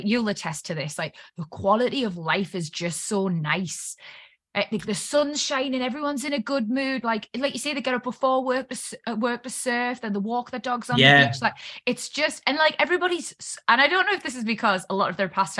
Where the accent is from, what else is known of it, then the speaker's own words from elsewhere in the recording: Newcastle upon Tyne, North East England, United Kingdom; now in London, United Kingdom; I'm Geordie.